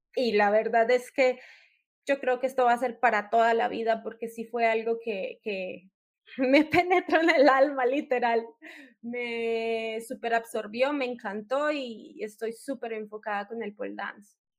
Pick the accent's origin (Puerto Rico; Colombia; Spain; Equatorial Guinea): Colombia; moved away as an adult; now in Mexico; yo soy una colombiana que reside acá en México ya hace seis años